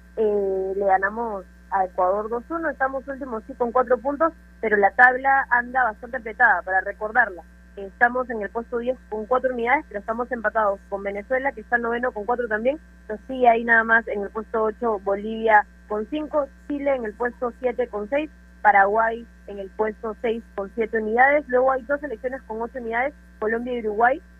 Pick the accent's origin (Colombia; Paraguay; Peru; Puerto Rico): Peru; siendo peruana